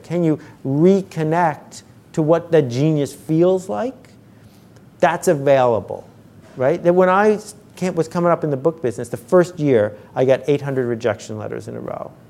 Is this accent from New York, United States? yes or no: yes; Buffalo, New York, United States; I grew up in Buffalo where there are bowling leagues